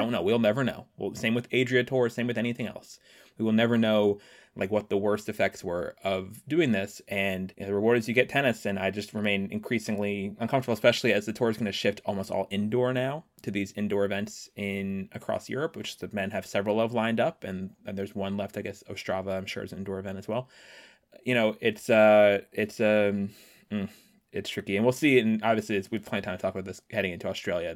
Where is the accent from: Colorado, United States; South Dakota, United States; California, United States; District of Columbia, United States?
District of Columbia, United States; Washington; born or raised there